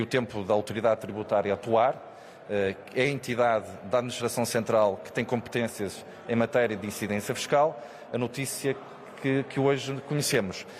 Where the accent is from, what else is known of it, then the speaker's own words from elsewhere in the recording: Portugal; como português